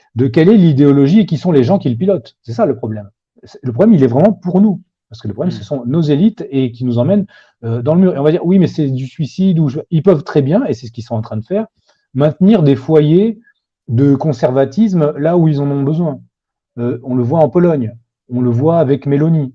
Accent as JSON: {"language": "French", "country": "France", "said": "en tant que Français"}